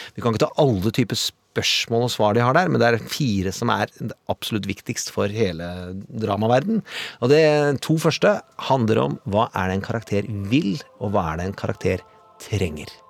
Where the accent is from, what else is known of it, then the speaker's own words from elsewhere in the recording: Mysen, Østfold, Norway; Jeg vokste opp i Mysen